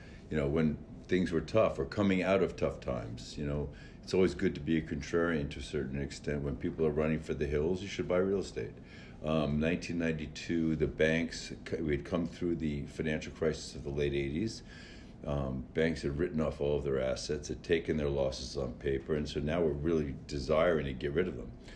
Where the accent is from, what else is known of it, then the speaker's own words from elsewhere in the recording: New York City, New York, United States; I grew up in New York City